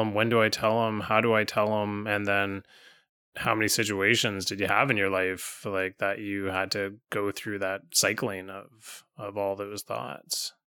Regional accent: Vancouver, British Columbia, Canada; growing up in Vancouver

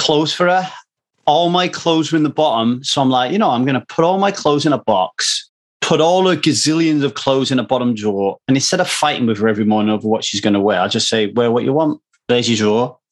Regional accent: United Kingdom; now in Los Angeles, United States; I'm British

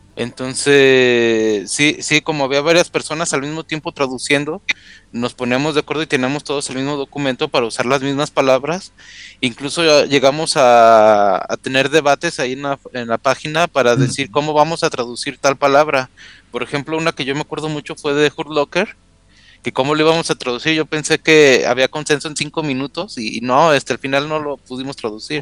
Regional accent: Guadalajara, Jalisco, Mexico; now in Mexico City, Mexico; soy de Guadalajara, pero vivo en la Ciudad de México

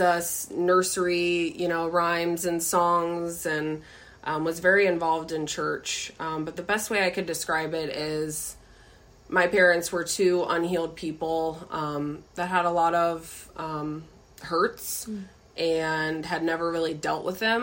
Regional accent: Florida, United States; I was actually born and raised in Florida

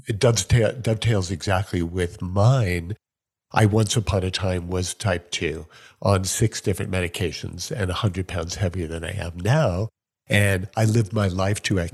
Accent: Syosset, New York, United States; I was born in New York, uh, Syosset

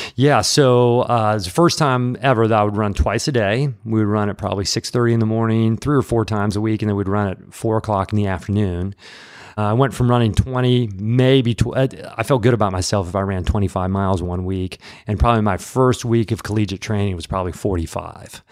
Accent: Peoria, Illinois, United States; moved away as an adult; also born or lived in Atlanta, Georgia; now in Nashville, United States; I'm from the Midwest. from central Illinois, Peoria, Illinois

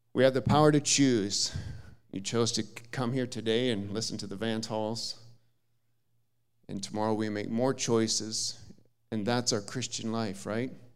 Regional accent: Jackson, Minnesota, United States; moved away as an adult; now in China; I was born in Jackson, Minnesota, small little town, thirty-five hundred people

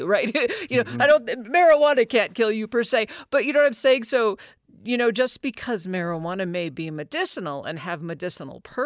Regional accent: Alaska, United States; moved away; also born or lived in Oregon / California; growing up in Alaska

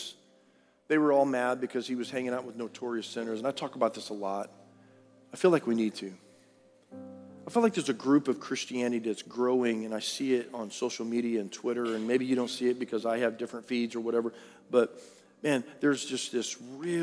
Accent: Harlingen, Texas, United States; I grew up in Harlingen, Texas, God's country.

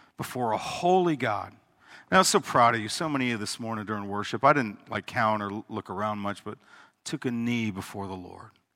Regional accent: United States; We, as, as American Christians

